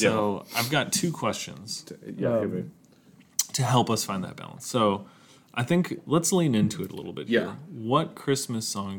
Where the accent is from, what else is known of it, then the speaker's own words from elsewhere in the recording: Minnesota, United States; moved away; I'm from Minnesota.